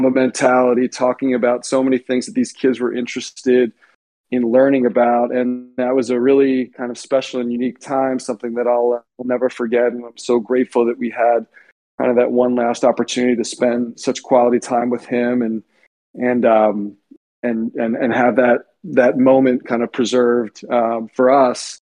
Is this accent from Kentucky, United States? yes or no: no; Lower Merion, Pennsylvania, United States; moved away as an adult; I grew up in Lower Merion, born and raised, and went to Lower Merion High School